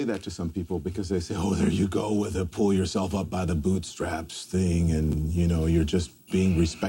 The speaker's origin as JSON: {"language": "English", "town": "Baton Rouge", "region": "Louisiana", "country": "United States", "tie": "born or raised there", "said": "Baton Rouge, Louisiana."}